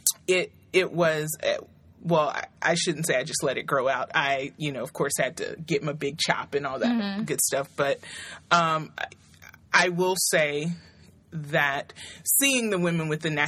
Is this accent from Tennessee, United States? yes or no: yes; Nashville, Tennessee, United States; moved away as an adult; growing up in the South, specifically in Nashville, Tennessee